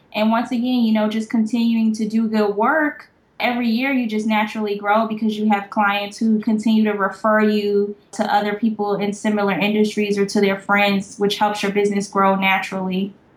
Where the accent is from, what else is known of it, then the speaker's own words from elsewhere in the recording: New Jersey, United States; also born or lived in Savannah, Georgia; now in Atlanta, United States; I am from New Jersey, so I'm a northern girl, and I went to an academic based high school